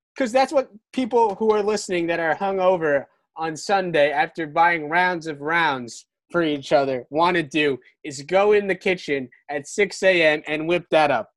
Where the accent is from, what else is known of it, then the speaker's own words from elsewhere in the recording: Brick, New Jersey, United States; in Brick, New Jersey, in my hometown